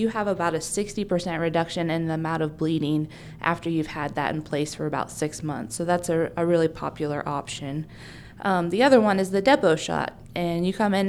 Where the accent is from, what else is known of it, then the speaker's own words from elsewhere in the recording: Bedford, Iowa, United States; I grew up in Bedford Gravity area, so I am a local and was born at this hospital.